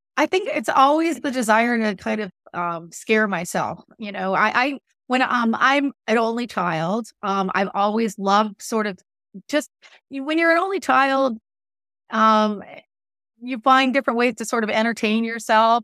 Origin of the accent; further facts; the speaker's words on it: Southern California, United States; moved away; I grew up in Southern California, and I was out there